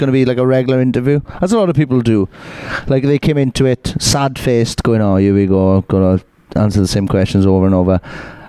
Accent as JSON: {"language": "English", "region": "Wales", "country": "United Kingdom", "said": "I am fully back to being a Welsh idiot now."}